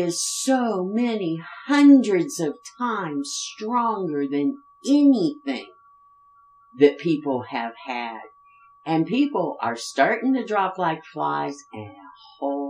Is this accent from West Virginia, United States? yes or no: yes; West Virginia, United States; I grew up in West Virginia